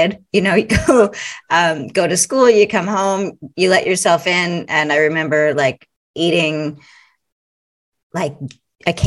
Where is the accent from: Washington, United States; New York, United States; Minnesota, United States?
Washington, United States; Marysville; moved away; also born or lived in Seattle, Washington; I was born in Seattle, Washington. And yep. grew up in Marysville, Washington, which was a small town about 50 minutes north of Seattle